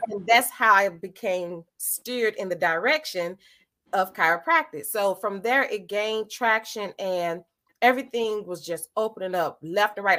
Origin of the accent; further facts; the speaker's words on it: St. Louis, Missouri, United States; I hail from St. Louis, Missouri. I born, raised here